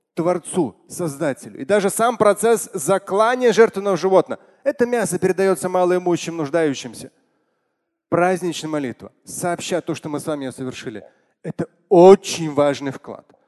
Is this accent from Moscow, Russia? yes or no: yes; Moscow, Russia; Я сам родился в Москве